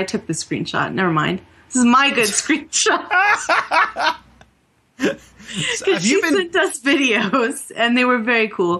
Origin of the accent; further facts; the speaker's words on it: New Mexico, United States; I'm from New Mexico